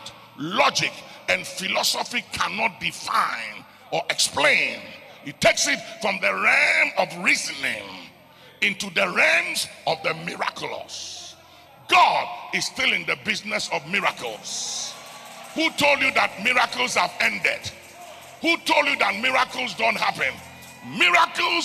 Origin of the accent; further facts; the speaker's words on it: Ghana; I was born in Ghana